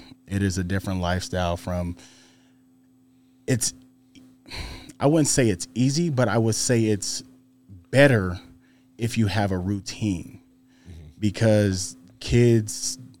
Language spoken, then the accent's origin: English; Fresno, California, United States; Fresno, California.